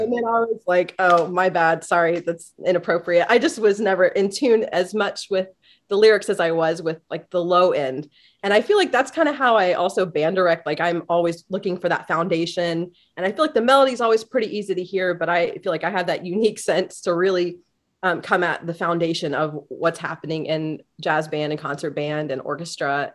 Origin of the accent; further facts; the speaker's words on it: Kokomo, Indiana, United States; I grew up in Kokomo, Indiana, about an hour north of Indianapolis